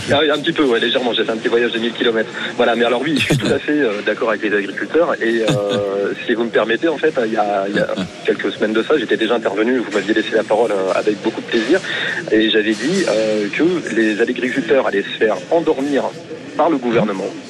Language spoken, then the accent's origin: French; Hauts-de-France, France; now in Hérault, France; aux Hauts-de-France, en fait c'est ma région natale